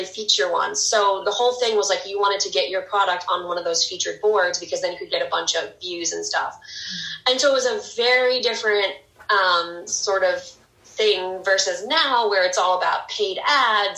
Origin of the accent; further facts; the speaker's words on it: St. Louis, Missouri, United States; moved away as an adult; also born or lived in New York City, New York; now in Long Island, United States; I'm from St. Louis, Missouri, and I've lived in New York for the last 9 years